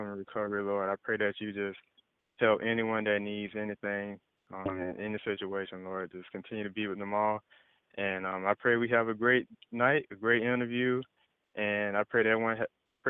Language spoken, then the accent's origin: English; Jacksonville, Florida, United States; I've been born and raised in Jacksonville, Florida.